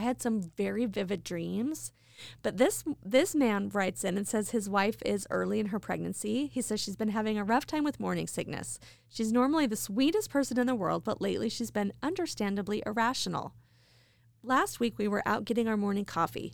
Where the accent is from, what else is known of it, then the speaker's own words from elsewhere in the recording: Idaho Falls, Idaho, United States; my hometown, Idaho Falls